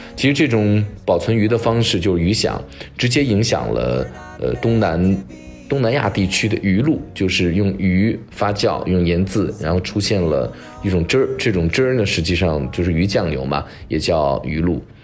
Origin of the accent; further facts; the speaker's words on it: China; 我们中国人